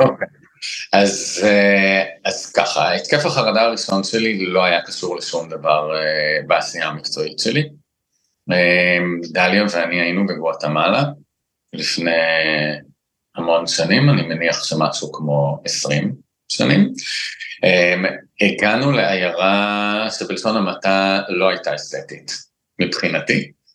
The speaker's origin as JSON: {"language": "Hebrew", "country": "Israel", "tie": "born or raised there", "said": "אני מושבניק"}